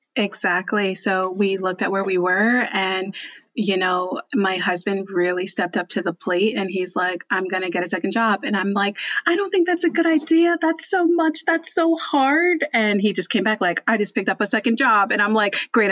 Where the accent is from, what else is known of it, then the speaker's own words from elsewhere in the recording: New Jersey, United States; moved away as an adult; also born or lived in New York; now in Texas, United States; I'm actually I'm from New Jersey